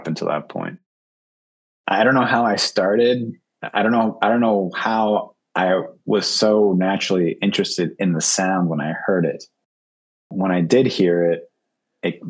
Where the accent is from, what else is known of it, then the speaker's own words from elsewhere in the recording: Annandale, Virginia, United States; moved away as an adult; also born or lived in Uruguay / New York City; now in New York, United States; I grew up in the D.C. area, in Northern Virginia, in Annandale and Springfield, basically, suburb of Washington, D.C.